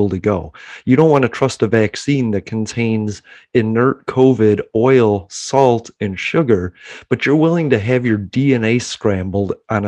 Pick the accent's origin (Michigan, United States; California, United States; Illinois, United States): Illinois, United States; Chicago; now in Pensacola, United States; I'm from Chicago